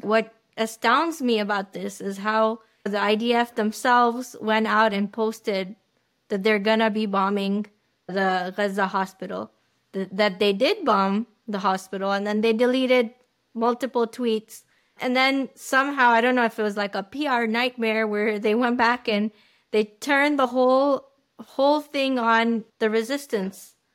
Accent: United States; as an American

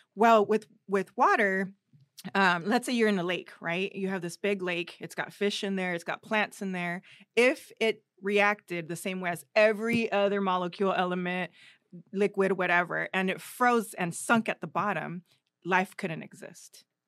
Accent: Riverside, California, United States; also born or lived in Durango, Mexico; I grew up in Riverside, that's where we landed, that's the place that accepted us and raised us.

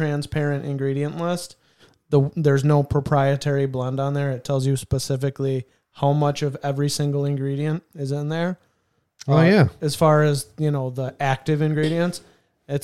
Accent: Canandaigua, New York, United States; that's where I was born

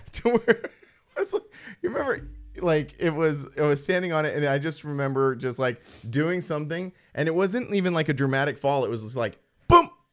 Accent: Apple Valley, California, United States; I'm from Apple Valley

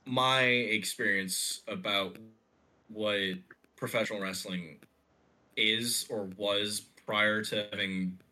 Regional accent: Egypt; English is a second language; there was a lot of WWE presence where I was growing up in Egypt.

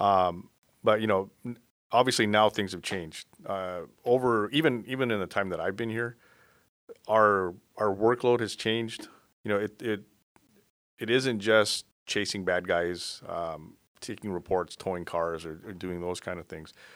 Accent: South Bay, California, United States; also born or lived in Florida; I basically grew up here in the South Bay.

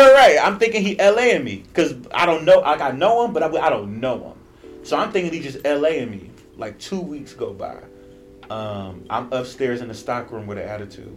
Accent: Cleveland, Ohio, United States; now in Los Angeles, United States; I'm a writer from Cleveland, Ohio, currently living in Los Angeles, California

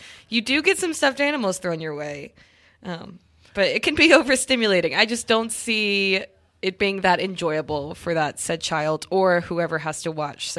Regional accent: Louisiana, United States; I grew up in Louisiana

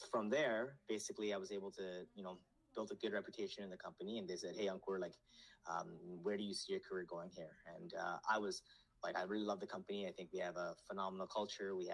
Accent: Nepal; born there; I was born in Nepal, but I was, raised here, so I grew up very comfortable with.

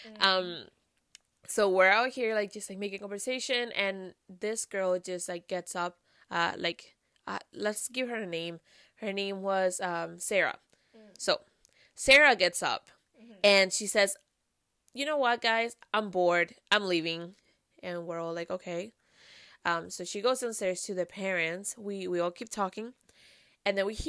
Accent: Venezuela; moved away; we come from Venezuela

